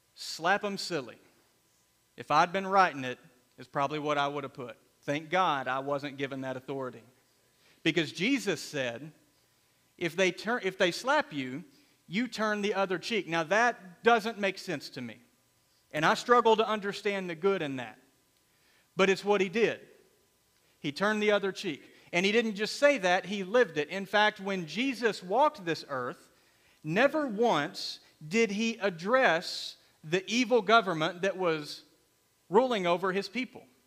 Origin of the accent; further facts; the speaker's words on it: United States; We are Americans secondarily. We are Christians primarily.